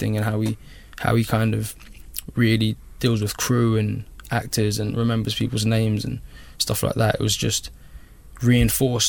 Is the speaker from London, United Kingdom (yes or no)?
yes; London, United Kingdom; when I grew up in Labrick Grove, it was not fun